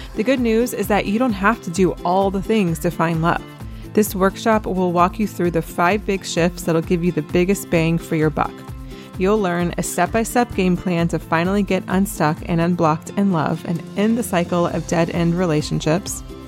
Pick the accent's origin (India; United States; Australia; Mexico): United States; Asheville, North Carolina; moved away as an adult; also born or lived in Columbia, South Carolina / Jerusalem; I grew up in Asheville, which is only five hours away from Charleston, and I was actually born in Columbia, South Carolina, never really lived there.